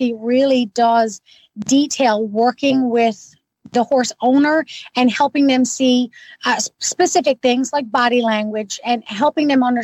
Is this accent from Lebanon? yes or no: no; Newfoundland and Labrador, Canada; now in Ottawa, Canada; I'm originally from Newfoundland. Now, I've been gone for quite a long time